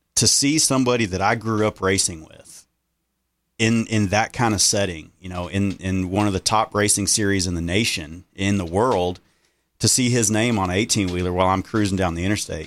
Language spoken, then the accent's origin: English; Center Point, Texas, United States; I grew up in Center Point, Texas, just like you